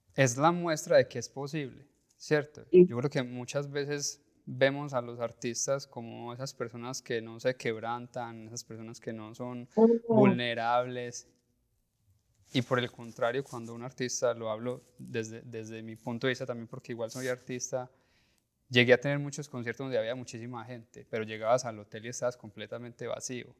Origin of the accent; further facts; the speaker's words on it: Colombia; como colombianos y como latinos